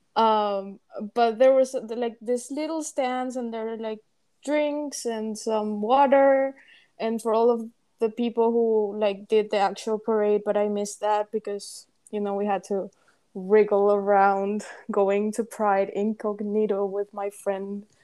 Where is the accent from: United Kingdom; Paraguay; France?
Paraguay; English is a second language; moved away as an adult; we are both from Paraguay and we've been friends for over eight years now. We met in high school